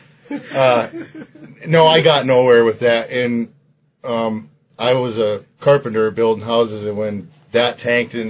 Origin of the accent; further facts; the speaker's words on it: Gladwin, Michigan, United States; moved away as an adult; also born or lived in Montana; I'm from Gladwin, Michigan.